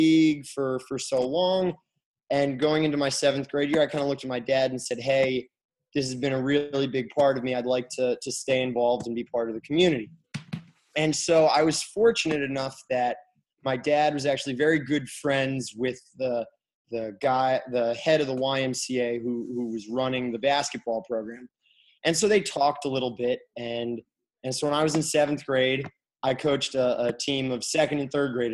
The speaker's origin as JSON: {"language": "English", "town": "Kalamazoo", "region": "Michigan", "country": "United States", "said": "I'm from Kalamazoo, Michigan, and my parents still live there."}